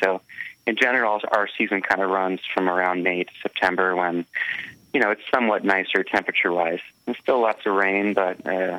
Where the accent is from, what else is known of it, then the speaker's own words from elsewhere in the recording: Portland, Oregon, United States; I'm out of Portland, Oregon